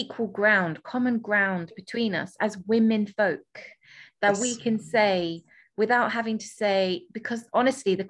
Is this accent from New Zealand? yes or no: no; England, United Kingdom; I'm from England